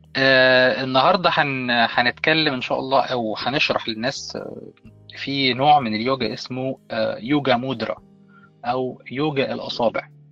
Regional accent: Egypt; انا كمصري

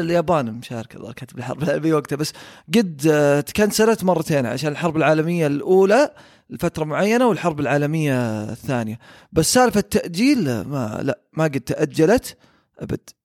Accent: Saudi Arabia; احنا كسعوديين

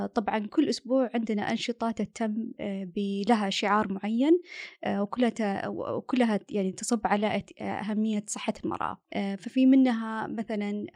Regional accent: Saudi Arabia; also born or lived in Australia; انا سعوديه بس انسايدر اوتسايدر

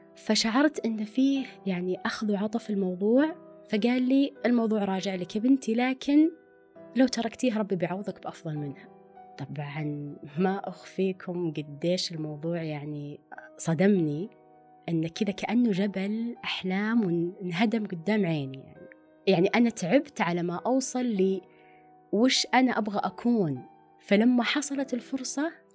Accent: Riyadh, Riyadh Province, Saudi Arabia; also born or lived in Dammam; كوني أنا أصلا من الرياض ورحت الدمام بيئة جديدة

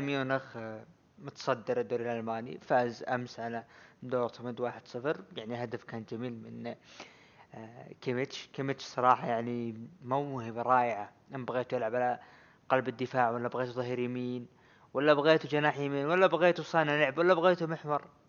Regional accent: Saudi Arabia; عندنا بالسعوديه

